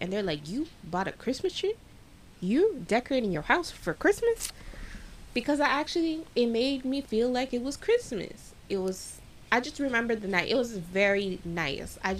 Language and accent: English; Florida, United States; And they all knew I was from Florida.